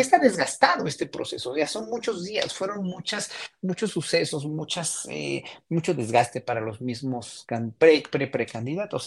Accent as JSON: {"language": "Spanish", "country": "Mexico", "said": "como mexicanos"}